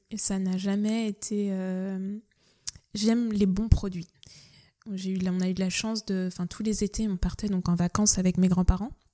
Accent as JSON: {"language": "French", "town": "Nantes", "region": "Pays de la Loire", "country": "France", "tie": "born or raised there", "said": "j'ai grandi donc à Nantes, je suis originaire de Nantes"}